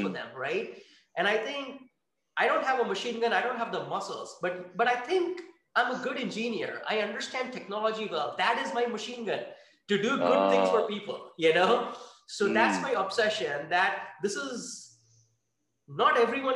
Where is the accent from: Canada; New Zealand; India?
India; moved away as an adult; also born or lived in France; now in Redwood City, United States; I grew up in India